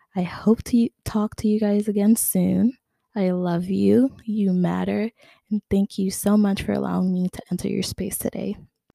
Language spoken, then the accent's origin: English; New York City, New York, United States; now in Long Island, United States; I'm originally from Queens, but I recently moved to Long Island.